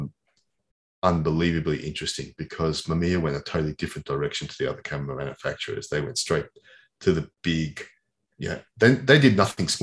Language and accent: English; Australia; I grew up in Australia.